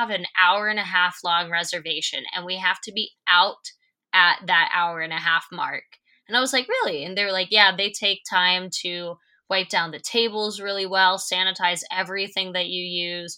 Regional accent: Pittsburgh, Pennsylvania, United States; moved away as an adult; now in Nashville, United States; I'm originally from Pittsburgh, Pennsylvania

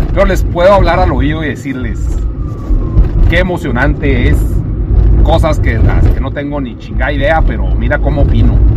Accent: Chihuahua, Mexico; aquí vivo

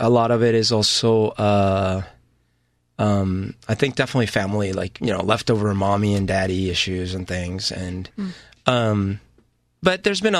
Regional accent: Bogota, Bogotá Capital District, Colombia; I didn't grow up in an alcoholic house, but I grew up in Colombia and Bogota and in a very kind of volatile country.

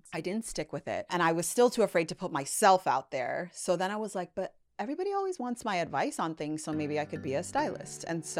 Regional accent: Toronto, Ontario, Canada; now in Los Angeles, United States; know, I grew up in Toronto. That's not a big, at the time, it wasn't a big industry there.

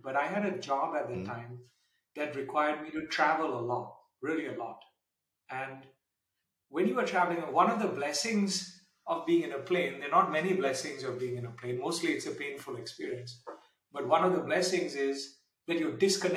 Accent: India; moved away as an adult; now in Switzerland; I grew up in India to some extent

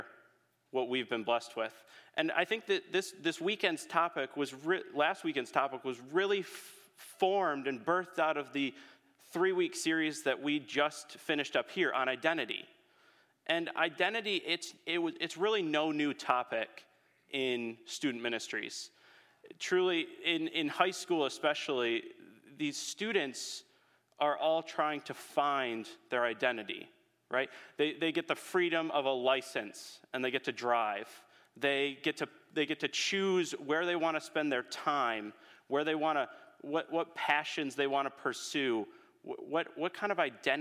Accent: Holland, Michigan, United States; I'm a Holland native.

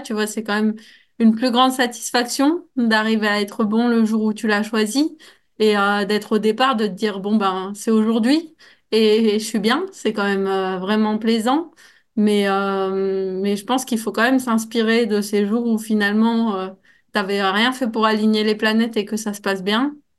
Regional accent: Grenoble, Auvergne-Rhône-Alpes, France; en tant que Grenoblois

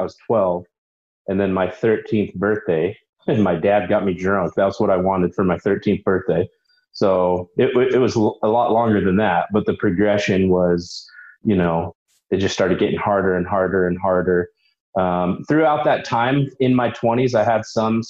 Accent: Utah, United States; Utah. So born and raised in Utah. I went to Granger High

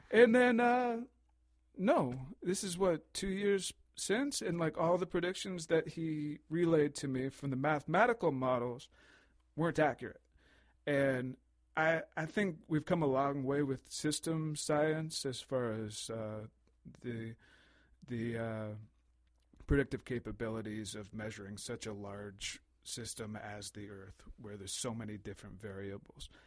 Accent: United States; now in Canada; I'm just I'm I'm American and Canadian, so when I see the Queen on the coin, I'm like, what's the deal?

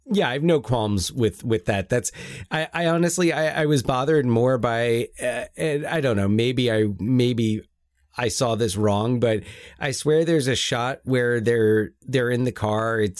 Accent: United Kingdom; I'm British.

